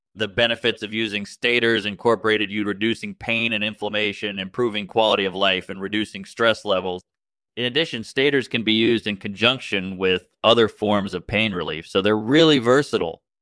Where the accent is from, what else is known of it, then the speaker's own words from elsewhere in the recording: Australia; I'm from Australia